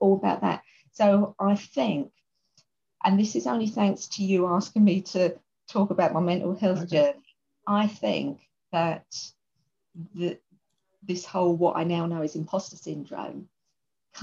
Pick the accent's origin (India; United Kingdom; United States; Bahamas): United Kingdom; London; I come from East London and probably say, you know, quite a poor part of East London.